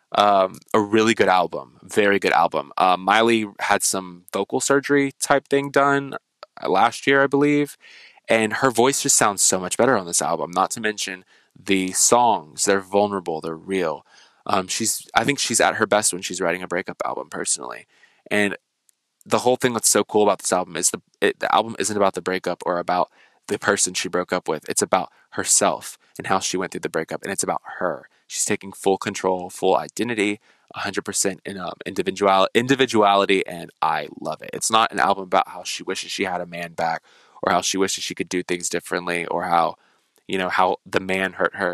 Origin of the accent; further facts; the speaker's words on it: United States; being an American